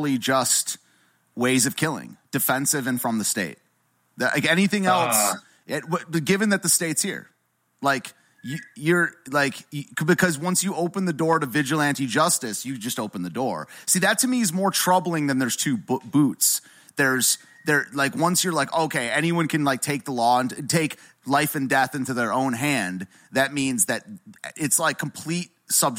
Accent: United States; I'm an American

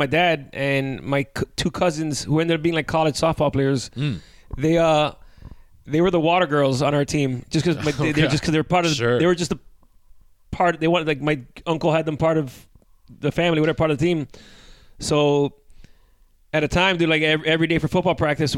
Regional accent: Miami, Florida, United States; moved away as an adult; also born or lived in Costa Rica; now in New York City, United States; Growing up in Miami, it was almost like living from what I imagine what Cuba would be like, because my whole family lived around me

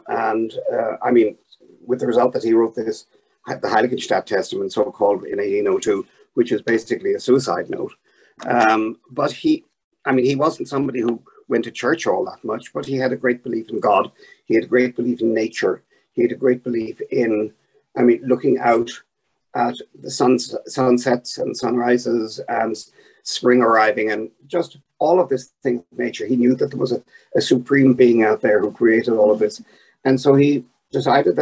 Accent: Ireland; I'm Irish, and we had this war in Northern Ireland for so long

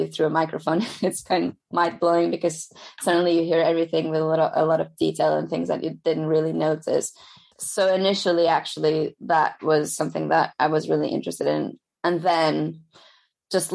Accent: Lisbon, Portugal; moved away; So I studied in Lisbon. I'm originally from Lisbon

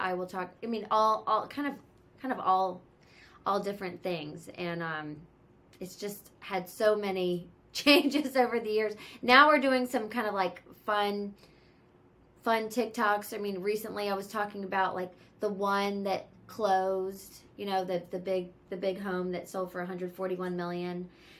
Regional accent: the South, United States; now in California, United States; I'm from the South and I live in California. So I always joke and call it Southern California charm.

